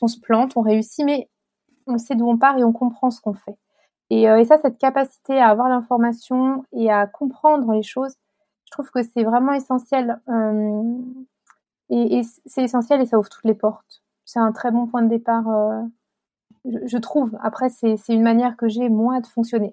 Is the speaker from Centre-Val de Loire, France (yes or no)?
yes; Chartres, Centre-Val de Loire, France; j'ai grandi à Chartres